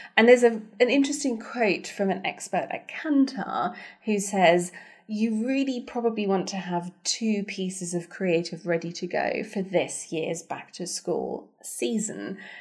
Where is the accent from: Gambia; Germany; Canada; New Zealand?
Germany; moved away; I grew up in Germany